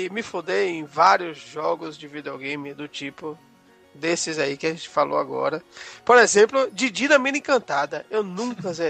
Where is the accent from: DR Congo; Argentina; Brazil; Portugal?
Brazil; Nova Soure, Bahia; cerca de 100 quilômetros de Alagoinhas, sou de Nova Sore.